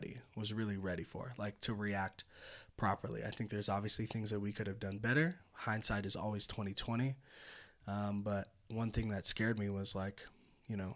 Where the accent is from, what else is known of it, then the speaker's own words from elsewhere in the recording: Petaluma, California, United States; moved away; I'm from the North Bay or Bay Area